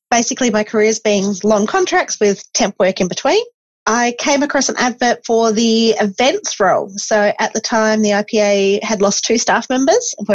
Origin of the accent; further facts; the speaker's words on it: Esperance, Western Australia, Australia; I grew up in Esperance, so you learned that one very quickly.